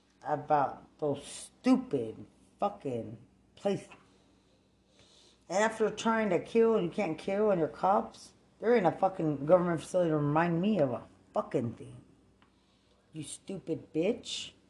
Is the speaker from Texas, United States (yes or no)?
yes; Lubbock, Texas, United States; I'm from Lubbock, Texas.